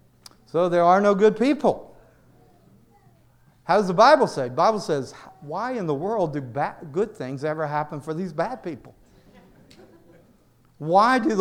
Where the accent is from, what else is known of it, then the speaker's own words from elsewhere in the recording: the South, United States; now in New York, United States; I grew up in the South